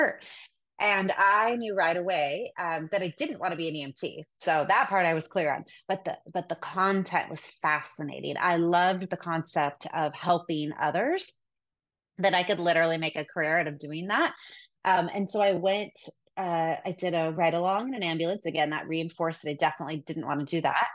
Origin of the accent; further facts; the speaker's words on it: Sacramento, California, United States; The first hospital I worked at was the hospital I was born at in Sacramento